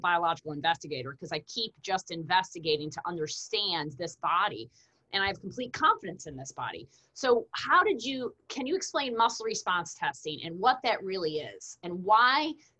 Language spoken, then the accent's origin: English; New York, United States; I'm from New York, but not the same party in New York, but I went to Cornell.